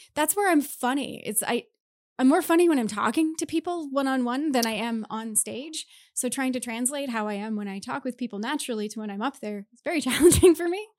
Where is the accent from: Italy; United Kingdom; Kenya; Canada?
Canada; Mississauga, Ontario; moved away; also born or lived in Prince Edward Island; I grew up in Mississauga.